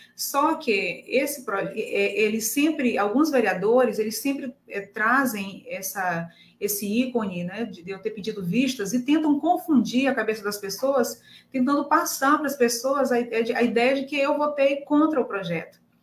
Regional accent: Pedreiras, Maranhão, Brazil; representando o povo da minha terra

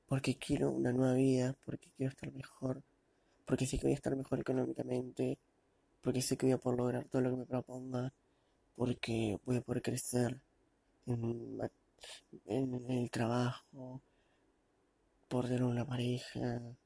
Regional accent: Argentina; Nací aquí y sigo viviendo.

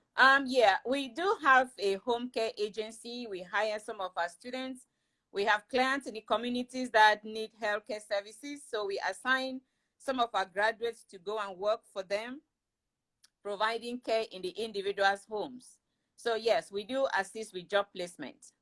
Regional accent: Cameroon; moved away; I am originally from Cameroon in West Africa

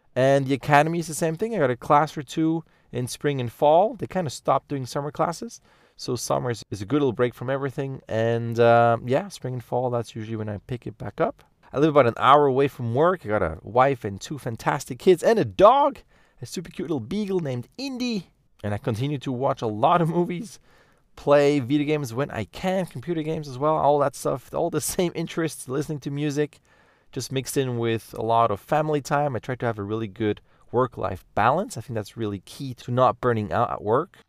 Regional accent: Lucerne, Switzerland; I grew up in the German part of Switzerland, in Lucerne, close to Zurich

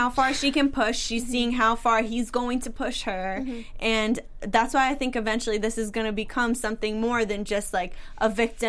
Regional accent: Medford, Massachusetts, United States; I'm from Medford.

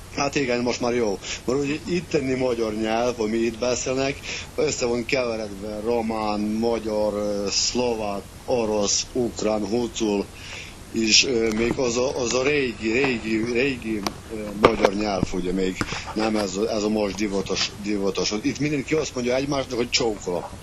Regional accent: Transcarpathia, Zakarpattia Oblast, Ukraine; also born or lived in Hungary; itt nőttem föl, itt vannak az ismerősöm

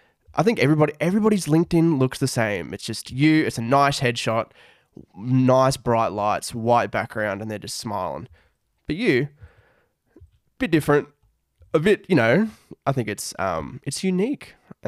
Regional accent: Australia; because I'm an Australian, yeah, as you can probably tell by the accent.

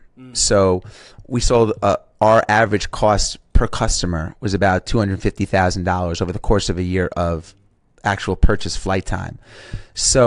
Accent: New York, United States; accent: New York; my New York accent

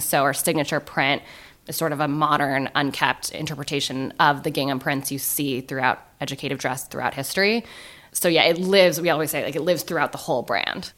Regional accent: San Francisco, California, United States; I'm from San Francisco

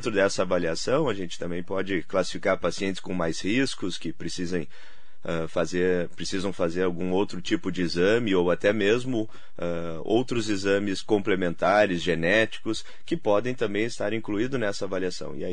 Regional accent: Santa Maria, Rio Grande do Sul, Brazil; now in São Paulo, Brazil; É, apesar do tempo já em São Paulo, né? O sotaque ainda não, não me deixou.

